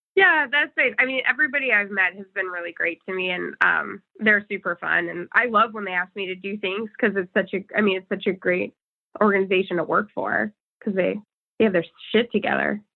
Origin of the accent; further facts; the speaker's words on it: St. Cloud, Minnesota, United States; also born or lived in New Hampshire; I grew up in. I mostly grew up in Minnesota.